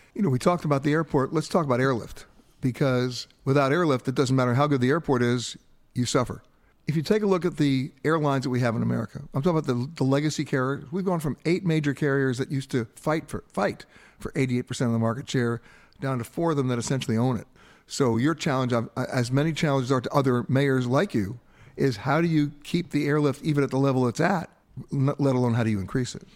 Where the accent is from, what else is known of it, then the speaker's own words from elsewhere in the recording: Long Island, New York, United States; growing up on the East Coast in Long Island on the Great South Bay